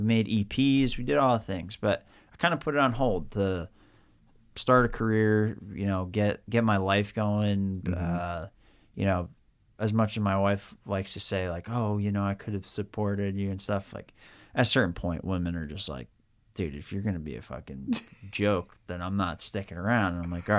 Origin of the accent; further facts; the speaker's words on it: Long Island, New York, United States; And I'm from Long Island, New York originally.